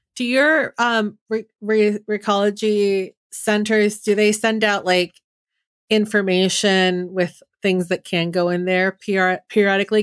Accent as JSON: {"language": "English", "area": "Bay Area", "region": "California", "country": "United States", "tie": "born or raised there", "said": "I grew up in the Bay Area in a very, um, hippy-dippy"}